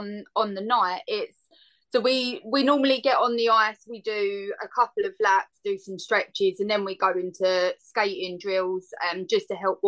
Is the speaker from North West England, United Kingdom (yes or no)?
no; Essex, East of England, United Kingdom; moved away; I'm originally from Essex.